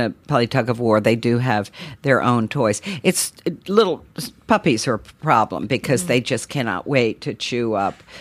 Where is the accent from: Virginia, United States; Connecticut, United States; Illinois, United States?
Virginia, United States; Charlottesville; when I grew up in Virginia, you know, everybody entertained. I always laugh because in those days, Charlottesville, Virginia was dry